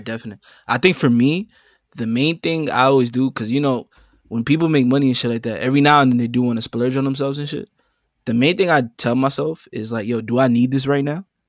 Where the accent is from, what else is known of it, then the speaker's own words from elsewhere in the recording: New York City, New York, United States; coming straight out the Boogie Down Bronx, New York City.